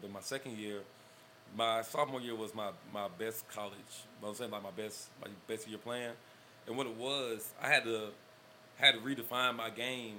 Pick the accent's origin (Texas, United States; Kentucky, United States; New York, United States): Texas, United States; Austin; I would have went to Butler. I grew up with Brenton in Austin.